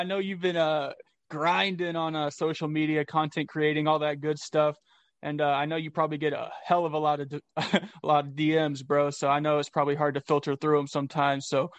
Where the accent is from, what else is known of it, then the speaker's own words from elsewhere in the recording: North Bend, Washington, United States; I'm actually from North Bend, so I understand the whole small town vibe. I was about 40 minutes south of Seattle, so I definitely understand the small town vibe